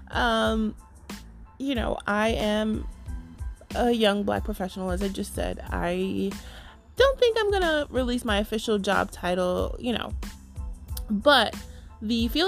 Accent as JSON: {"language": "English", "region": "New York", "country": "United States", "said": "I am a New Yorker. if you can tell. A lot of people say I don't sound like I'm from New York, but I am a New Yorker."}